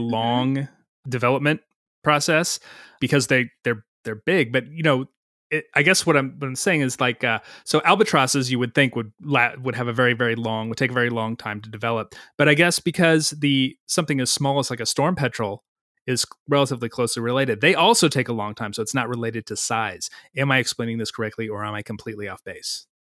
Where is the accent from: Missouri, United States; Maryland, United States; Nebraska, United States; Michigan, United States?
Missouri, United States; I grew up in Missouri.